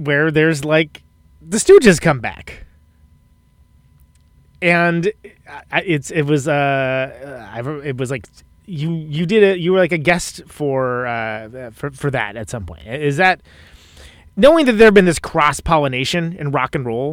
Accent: Oakland, California, United States; now in Milwaukee, United States; I'm from Oakland, California

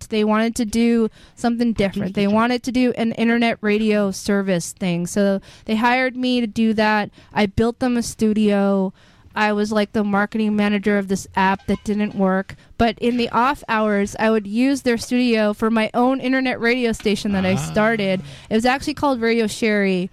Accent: Edmonton, Alberta, Canada; moved away as an adult; also born or lived in Queens, New York; now in New York, United States; went back to my hometown of Edmonton, Alberta

